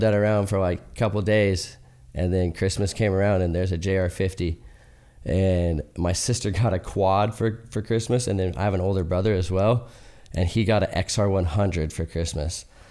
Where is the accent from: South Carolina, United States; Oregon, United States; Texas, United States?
Oregon, United States; Salem; also born or lived in Northern California; grew up in Northern California and then, uh, moved to Salem, Oregon at a young age and grew up and did most of my riding there